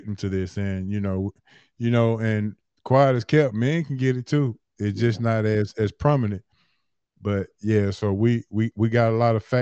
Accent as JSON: {"language": "English", "town": "Atlanta", "region": "Georgia", "country": "United States", "tie": "born or raised there", "said": "born and raised in Atlanta. Born and raised in Atlanta. Uh, I always represent Bankhead. Uh, that's that's where I, that's my that's my stomping ground. So uh, born and raised in Atlanta"}